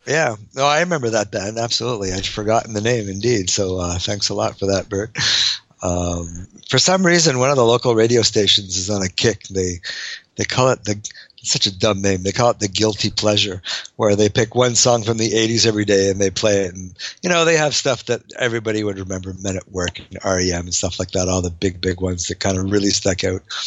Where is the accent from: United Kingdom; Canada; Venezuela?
Canada; being Canadian